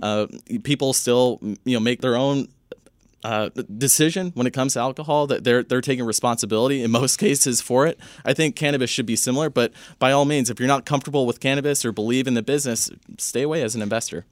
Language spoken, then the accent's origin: English; Northern California, United States; I grew up in Northern California, kind of the, the weed capital of, of California